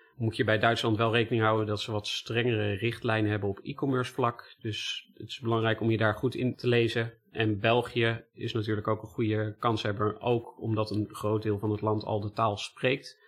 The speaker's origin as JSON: {"language": "Dutch", "country": "Netherlands", "said": "wij als Nederlanders"}